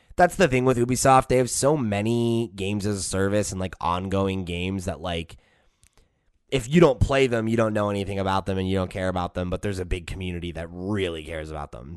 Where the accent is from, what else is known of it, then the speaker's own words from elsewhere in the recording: United States; I'm from America